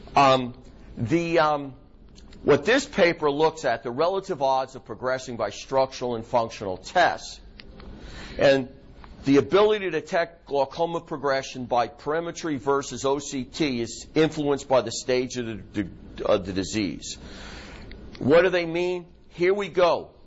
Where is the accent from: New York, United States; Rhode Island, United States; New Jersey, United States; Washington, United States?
New York, United States; accent: New York; My New York accent's coming out